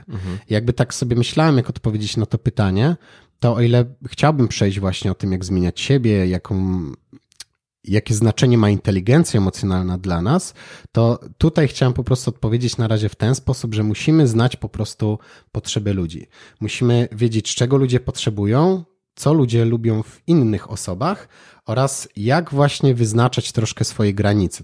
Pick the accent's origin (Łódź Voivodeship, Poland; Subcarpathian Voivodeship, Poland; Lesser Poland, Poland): Lesser Poland, Poland; Kraków; u nas w Krakowie